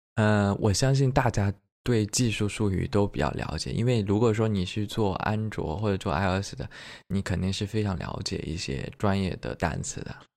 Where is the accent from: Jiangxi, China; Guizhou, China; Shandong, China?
Jiangxi, China; also born or lived in Beijing; now in Suzhou, China; 我是江西人，所以说我比较吃湘菜